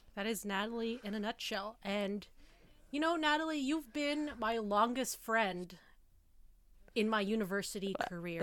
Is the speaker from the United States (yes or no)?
no; Toronto, Ontario, Canada; also born or lived in Kingston; I'm from Toronto